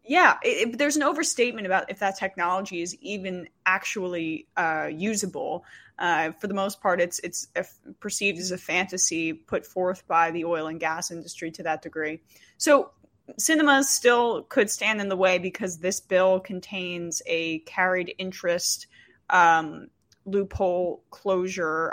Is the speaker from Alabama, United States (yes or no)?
no; New Jersey, United States; I grew up in New Jersey